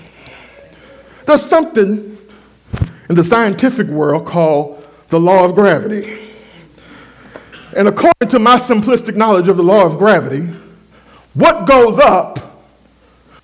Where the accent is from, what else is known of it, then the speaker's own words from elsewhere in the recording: Waxahachie, Texas, United States; my hometown, Waxahachie. Hatchtown, that's what we call it